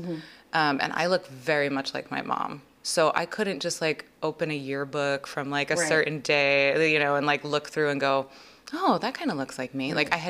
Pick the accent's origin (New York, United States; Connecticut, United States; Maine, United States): Connecticut, United States; born or raised there